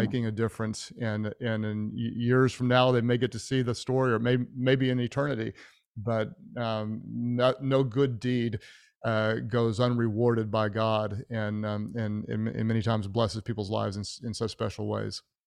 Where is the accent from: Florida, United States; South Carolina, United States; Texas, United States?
Texas, United States; Houston; now in Oklahoma City, United States; I was born in Houston